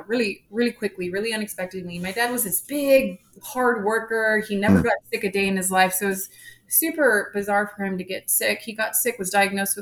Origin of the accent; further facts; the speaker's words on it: San Antonio, Texas, United States; I grew up here in San Antonio, Texas